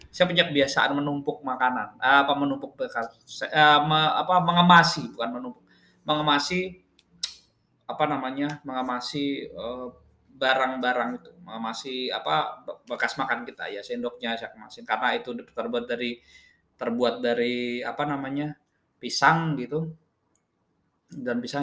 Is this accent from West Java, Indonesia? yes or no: no; Wonogiri, Central Java, Indonesia; now in Jakarta, Indonesia; kemarin saya pulang kampung, terus saya pulang kampung balik ke Jakarta itu saya naik kereta. Nah, dari kampung saya di Wonogiri ke Madiun itu sekitar satu jam